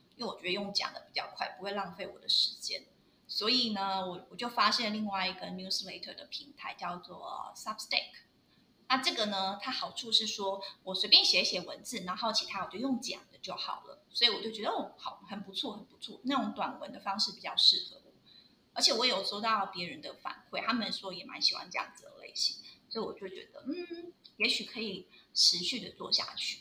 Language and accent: Chinese; Taiwan; moved away; 我上面有写说我是台湾人